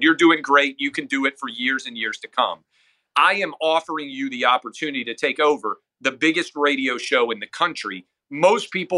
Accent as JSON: {"language": "English", "town": "Nashville", "region": "Tennessee", "country": "United States", "tie": "born or raised there", "said": "I grew up in Nashville, Tennessee."}